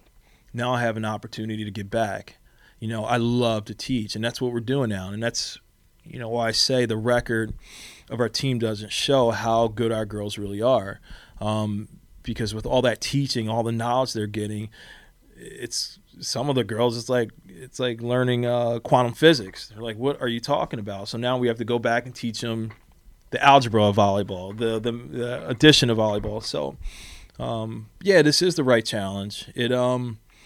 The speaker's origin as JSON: {"language": "English", "town": "Philadelphia", "region": "Pennsylvania", "country": "United States", "tie": "born or raised there", "moved": "yes", "said": "I was a kid from Philly that never should have left Philly"}